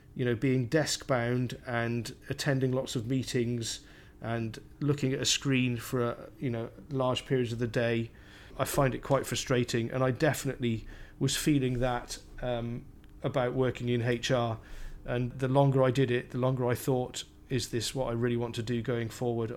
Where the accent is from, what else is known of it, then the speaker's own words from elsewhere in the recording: Cardiff, Wales, United Kingdom; moved away; So I grew up in Cardiff, in South Wales.